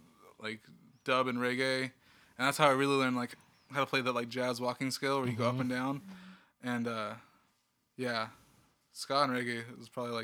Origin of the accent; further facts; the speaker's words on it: Visalia, California, United States; also born or lived in Bay Area; now in Sacramento, United States; I was born in Visalia.